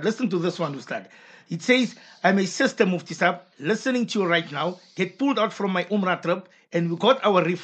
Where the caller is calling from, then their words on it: Mayfair West, Gauteng, South Africa; I'm from Mayfair West. I don't want to give my name.